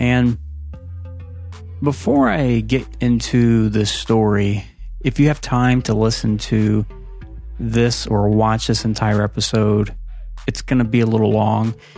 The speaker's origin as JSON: {"language": "English", "region": "Ohio", "country": "United States", "tie": "born or raised there", "said": "I grew up in Ohio."}